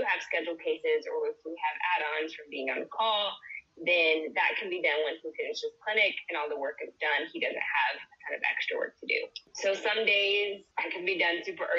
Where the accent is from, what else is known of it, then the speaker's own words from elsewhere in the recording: Nacogdoches, Texas, United States; I am from Nacogdoches, Texas, so a small town in East Texas.